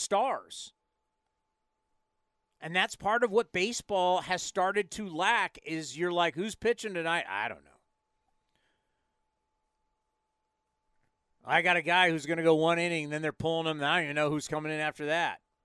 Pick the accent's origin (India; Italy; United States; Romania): United States; San Diego, California; we're growing up in San Diego. We had no frozen ponds